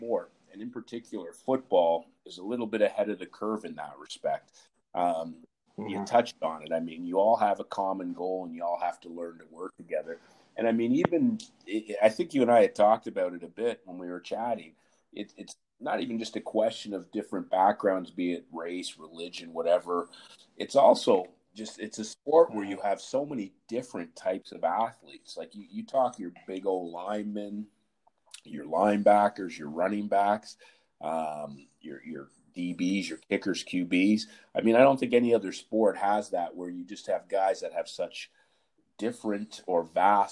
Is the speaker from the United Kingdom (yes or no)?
no; Ottawa, Ontario, Canada; also born or lived in Montreal; I'm originally from Montreal, but I grew up in Ottawa